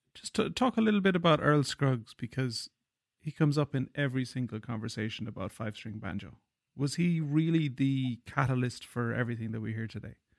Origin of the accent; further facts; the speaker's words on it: Ireland; I'm an Irish guy